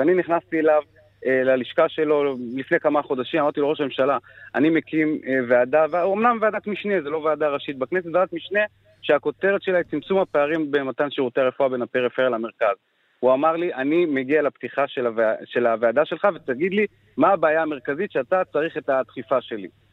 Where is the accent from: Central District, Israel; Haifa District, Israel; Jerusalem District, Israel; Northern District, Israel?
Northern District, Israel; Afula; נולדתי וגר בעפולה